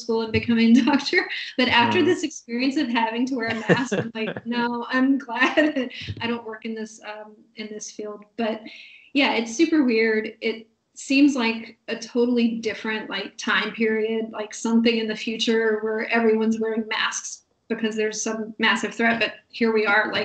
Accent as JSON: {"language": "English", "country": "United States", "moved": "yes", "said": "I'm from the States"}